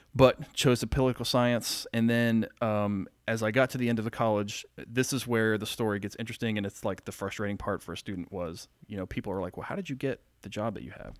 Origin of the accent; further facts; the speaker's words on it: rural Pennsylvania, United States; now in Marietta, United States; I was born here in Marietta, lived my young life in very rural Pennsylvania.